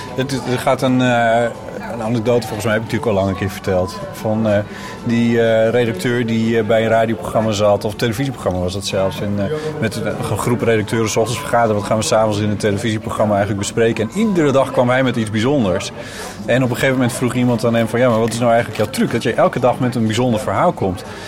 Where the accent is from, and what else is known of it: Friesland, Netherlands; now in Amsterdam, Netherlands